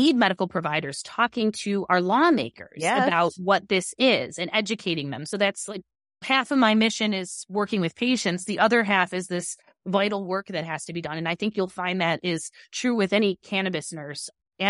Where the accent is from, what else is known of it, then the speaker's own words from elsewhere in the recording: Chicago, Illinois, United States; I grew up in Illinois. I'm from here.